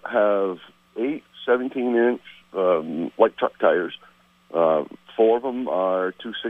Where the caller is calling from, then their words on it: St. Albans, Vermont, United States; …, calling from St. Albans.